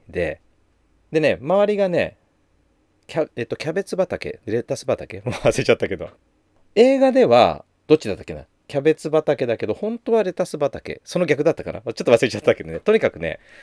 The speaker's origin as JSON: {"language": "Japanese", "town": "Takasaki", "region": "Gunma", "country": "Japan", "tie": "born or raised there", "also_born_or_lived": "Chiba", "said": "私は出身が生まれは千葉なんだけど育ちが群馬ってね小学校の1年生終わってすぐ親の転勤で群馬の高崎に越してで小学2年から高3までずっと高崎いたのでもうどっちかっていうとふるさとは高崎みたいな群馬県なんだよね"}